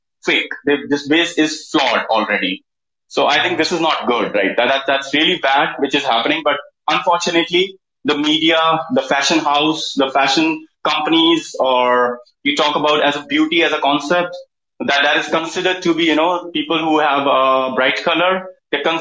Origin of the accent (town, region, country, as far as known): India